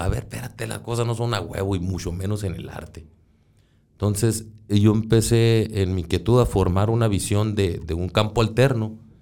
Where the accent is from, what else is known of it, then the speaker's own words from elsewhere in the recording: Hermosillo, Sonora, Mexico; Yo nací ya en Hermosillo